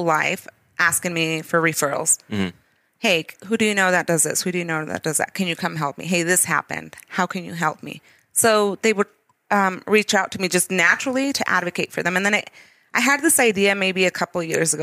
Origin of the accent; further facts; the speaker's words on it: Idaho, United States; also born or lived in Dolores Hidalgo, Guanajuato, Mexico / California; Idaho is my home